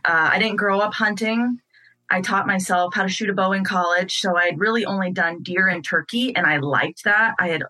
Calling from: Des Moines, Iowa, United States; I am calling from Des Moines, Iowa

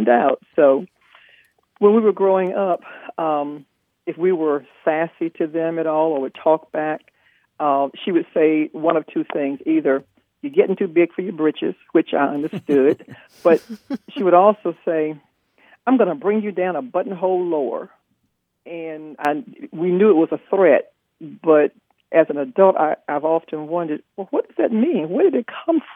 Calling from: Wilmington, North Carolina, United States; I'm calling from Wilmington, North Carolina.

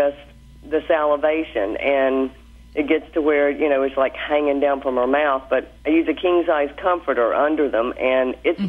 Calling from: Abingdon, Virginia, United States; From Abingdon, Virginia.

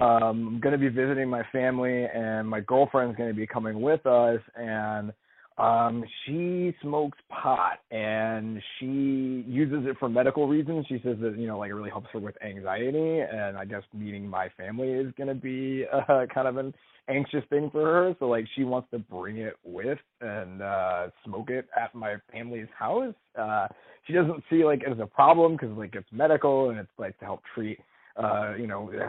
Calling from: North Canton, Ohio, United States; Hey, y'all. … I'm calling from North Canton, Ohio, listening on 98.1.

